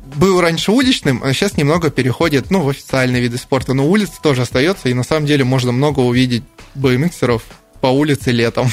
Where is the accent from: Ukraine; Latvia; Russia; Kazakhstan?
Russia; Novokuznetsk, Kemerovo Oblast; now in Krasnoyarsk, Russia; Я сам родился в Новокузнецке